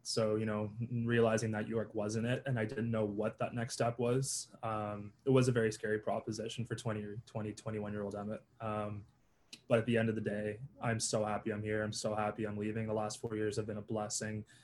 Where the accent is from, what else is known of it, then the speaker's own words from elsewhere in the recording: Toronto, Ontario, Canada; I'm from Toronto, Ontario, the six